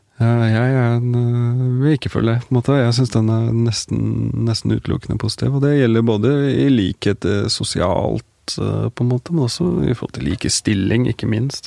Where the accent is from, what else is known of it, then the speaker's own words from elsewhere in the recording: Norway; Da jeg vokste opp, hvert fall, så var det en veldig sånn vi var en veldig sånn blanda gjeng eh, av folk fra, ja, fra, fra både Norge og, foreldre fra andre land